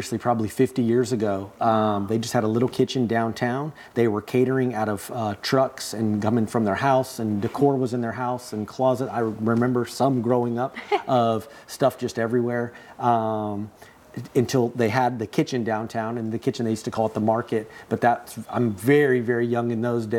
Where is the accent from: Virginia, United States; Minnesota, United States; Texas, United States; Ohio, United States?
Texas, United States; Helotes; I was born and raised in Helotes